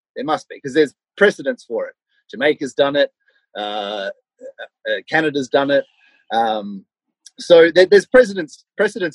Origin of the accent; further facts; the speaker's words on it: Melbourne, Victoria, Australia; I grew up in Melbourne. I grew up in the suburbs of Melbourne, you know, out sort of like Cheltenham, Chelsea, Frankston, out around that way